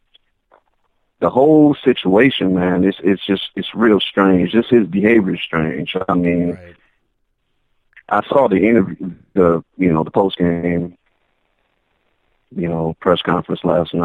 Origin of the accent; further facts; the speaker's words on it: Minnesota, United States; I'm from Minnesota